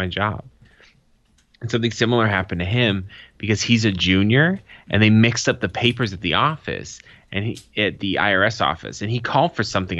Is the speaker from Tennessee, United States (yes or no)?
no; Boston, Massachusetts, United States; my hometown